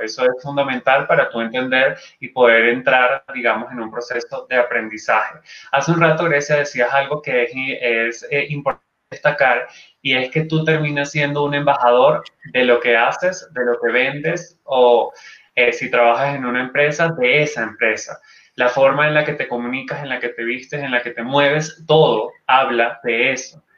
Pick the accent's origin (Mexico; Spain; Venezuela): Venezuela; Luego tuve una segunda edición en Venezuela, una tercera edición también en mi país